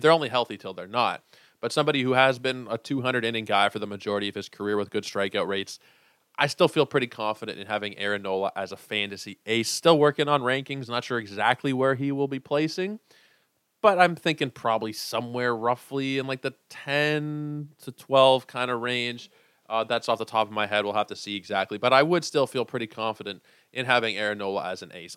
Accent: Toronto, Ontario, Canada; growing up, especially being from Toronto, being Canadian

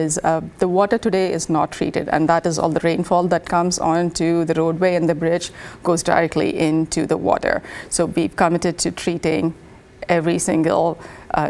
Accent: India; now in United States; transit was always available where I grew up in India.

